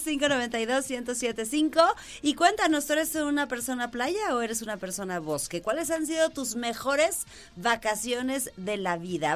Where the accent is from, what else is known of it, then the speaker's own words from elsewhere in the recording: Mexico; somos nosotros los mexicanos